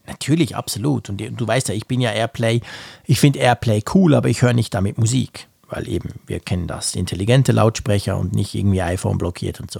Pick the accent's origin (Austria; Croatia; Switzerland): Switzerland; ich als Schweizer